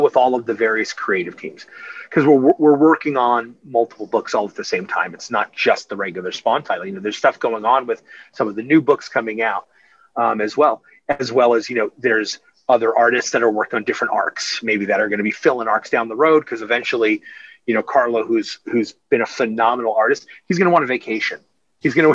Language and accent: English; Amityville, New York, United States; moved away; I grew up on Long Island. I grew up in Amityville.